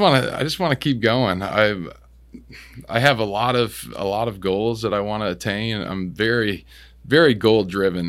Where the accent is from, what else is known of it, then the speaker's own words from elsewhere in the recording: Washington, United States; moved away as an adult; also born or lived in Clearwater, Florida / New Jersey / California / Houston, Texas; I'm from Washington State